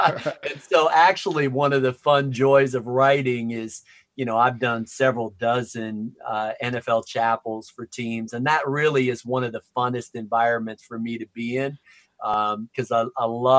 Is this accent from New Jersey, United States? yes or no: no; Wisconsin, United States; also born or lived in Minneapolis, United States / Chicago, United States; I'm from Chicago, so I like the Cubs, but I'm wearing a little Nats hat because World Series contender. I was born in Minneapolis and then moved to Wisconsin.